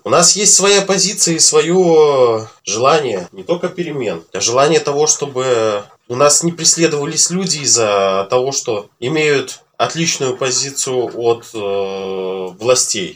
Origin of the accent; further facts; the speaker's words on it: Belarus; в нашей стране